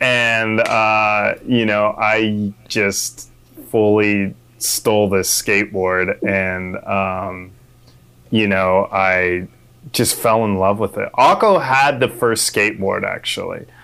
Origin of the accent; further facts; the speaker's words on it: Manitou Springs, Colorado, United States; moved away as an adult; now in California, United States; I'm raised in a small town called Manitou Springs